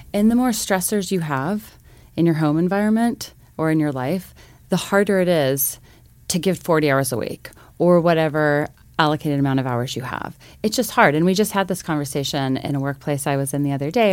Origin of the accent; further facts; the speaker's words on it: Missoula, Montana, United States; I grew up actually here in Missoula, Montana